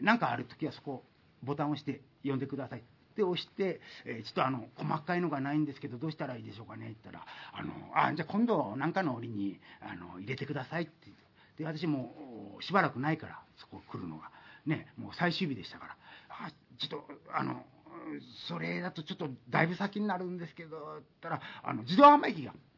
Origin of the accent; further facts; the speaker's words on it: Yanagawa, Fukuoka, Japan; moved away; 私地元の福岡の柳川